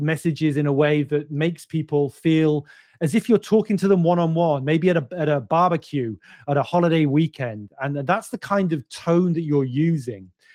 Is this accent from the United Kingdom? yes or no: yes; United Kingdom; I'm British